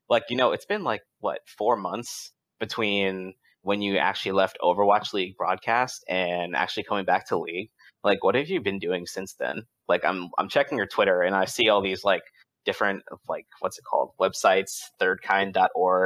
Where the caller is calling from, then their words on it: Hampton Roads, Virginia, United States; I'm calling from Hampton Roads, Virginia.